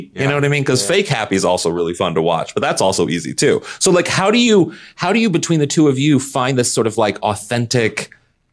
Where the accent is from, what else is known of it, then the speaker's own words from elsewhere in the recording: Kirkwood, Missouri, United States; I'm from Kirkwood